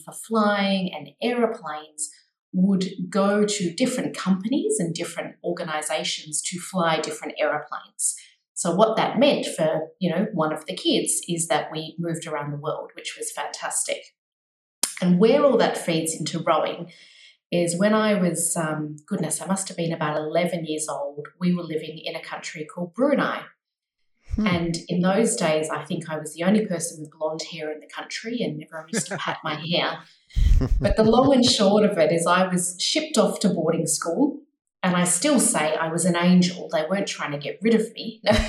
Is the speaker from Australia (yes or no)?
yes; Australia; accent: Australian; I grew up mostly in Australia, as you can probably tell by the accent, but also was fortunate enough to live overseas.